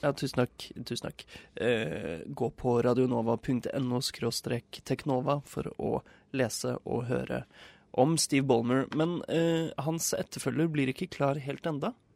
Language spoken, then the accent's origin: Norwegian; Nesodden, Akershus, Norway; moved away; also born or lived in northern Norway; hjemme på Nesodden